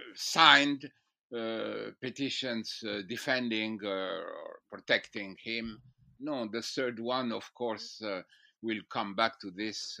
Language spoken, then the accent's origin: English; France; moved away as an adult; also born or lived in Strasbourg / Jerusalem; I was born in France